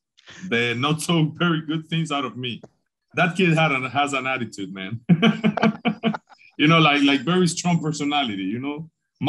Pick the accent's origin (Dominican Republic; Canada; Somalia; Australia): Dominican Republic; Tamboril, Santiago; in Tamboril, my hometown.